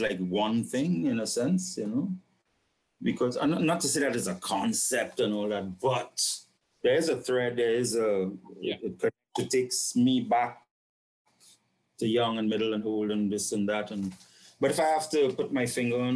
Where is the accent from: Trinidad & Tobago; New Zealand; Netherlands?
Trinidad & Tobago; San Fernando; now in Port of Spain, Trinidad and Tobago; I was born and grew up in San Fernando, which is the south